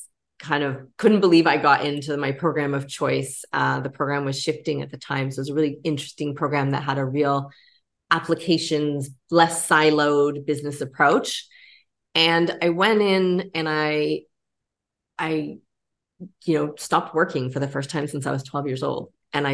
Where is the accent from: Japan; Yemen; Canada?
Canada; I grew up in Canada